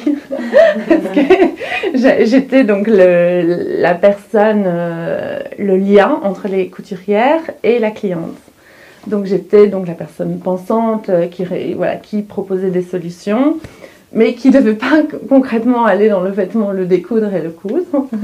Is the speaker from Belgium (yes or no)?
yes; Hainaut, Wallonia, Belgium; moved away as an adult; also born or lived in London, United Kingdom; now in Brussels, Belgium; Je suis originaire de Apt, qui est dans le Hainaut, en Wallonie